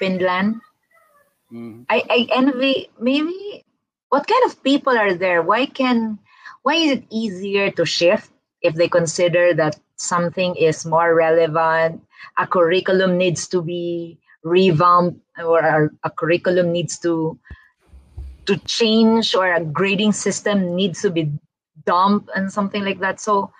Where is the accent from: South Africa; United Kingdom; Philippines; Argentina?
Philippines; I'm a Filipino